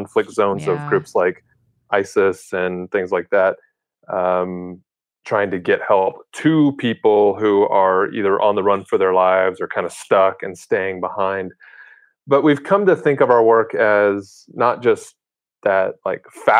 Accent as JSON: {"language": "English", "country": "United States", "said": "As Americans"}